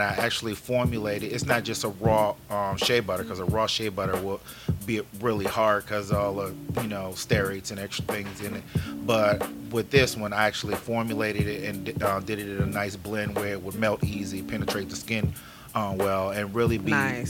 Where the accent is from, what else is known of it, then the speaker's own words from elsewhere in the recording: New Orleans, Louisiana, United States; moved away; originally from New Orleans, um, so I guess that nah, I'm not Cajun, Creole, anything like that. Just homegrown Negro